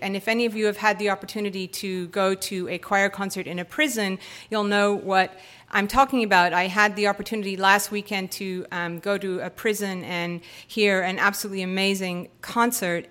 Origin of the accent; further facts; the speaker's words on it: United States; as an American, h, eighteen-year-old high school student, being in South Africa